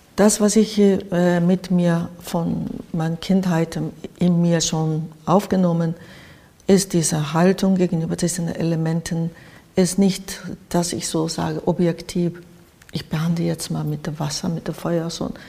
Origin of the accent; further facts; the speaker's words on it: Japan; German is a second language; moved away as an adult; also born or lived in Spain / Switzerland / Cologne, Germany; now in Berlin, Germany; ich komme sowieso aus dem Land, wo diese Katastrophen ähm, alltäglich da waren